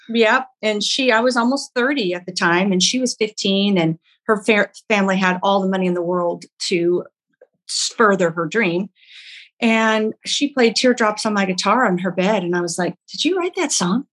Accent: Oklahoma, United States; moved away; I'm from Oklahoma originally.

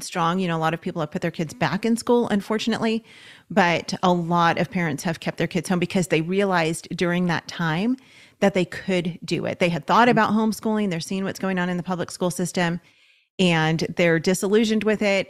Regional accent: Los Angeles, California, United States; We're from Los Angeles, and so we were looking at the L A County school system

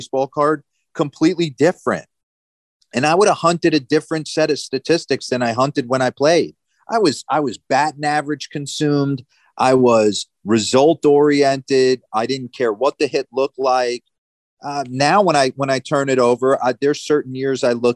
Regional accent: New Jersey, United States; moved away; I grew up in New Jersey

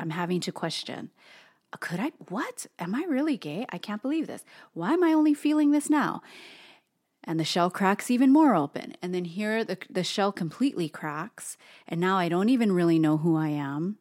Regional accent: Hawaii, United States; an Asian American person who was born and raised in Hawaii

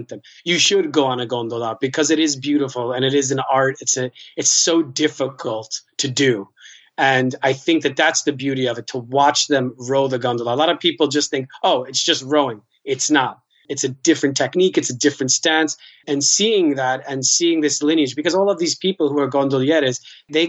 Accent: New York City, New York, United States; moved away as an adult; also born or lived in Spain / Taiwan / Korea / Tanzania; now in Venice, Italy; I come from New York City

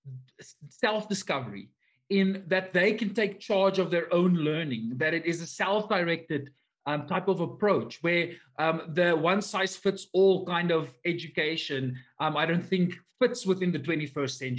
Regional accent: South Africa; I am from South Africa

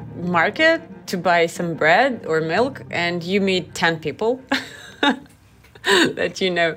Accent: Tbilisi, Georgia; now in Riga, Latvia; I am from Tbilisi, Georgia, originally

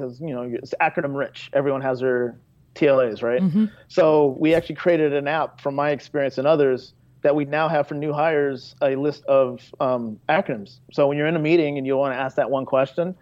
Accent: Chicago, Illinois, United States; That was my first job at Toyota Financial Services in my hometown of Chicago.

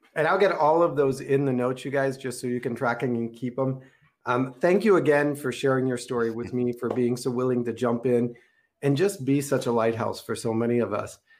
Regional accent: Minneapolis, Minnesota, United States; I grew up in Minneapolis, Minnesota

